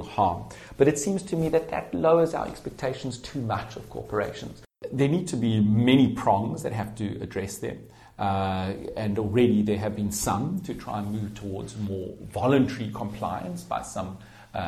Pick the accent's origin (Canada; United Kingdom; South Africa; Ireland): South Africa; I grew up in South Africa during the apartheid system